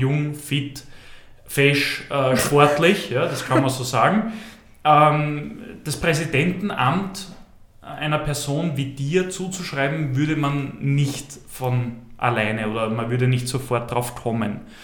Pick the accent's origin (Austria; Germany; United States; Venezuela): Austria; Mannsdorf an der Donau, Lower Austria; ich komme aus Mansdorf an der Donau